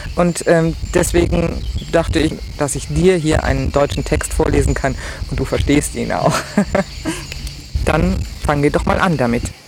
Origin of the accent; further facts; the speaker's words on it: Milan, Lombardy, Italy; German is a second language; moved away as an adult; now in Garbagna, Italy; Äh, ich bin Italienerin. Ich habe immer in Mainland gewohnt